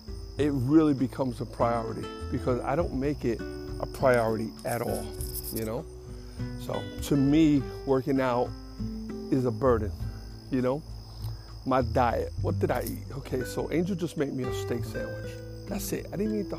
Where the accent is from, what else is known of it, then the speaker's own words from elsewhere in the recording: New York City, New York, United States; I grew up in Jackson Heights, and that's a lot of South Americans there